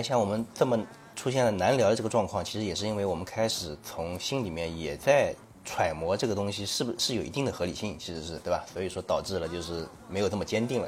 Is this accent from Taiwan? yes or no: no; Shaoxing, Zhejiang, China; moved away; also born or lived in Shandong; 其实这家那边啊，就是我的老家嗯。绍兴地下的那个农村里面